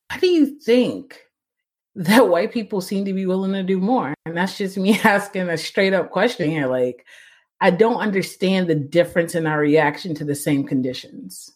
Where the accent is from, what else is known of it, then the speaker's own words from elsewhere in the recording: United States; I grew up pretty pretty poor. I'm an American